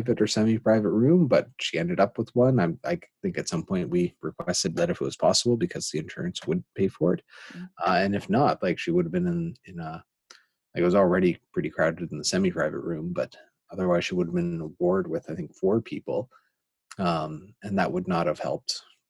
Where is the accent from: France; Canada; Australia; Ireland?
Canada; as a Canadian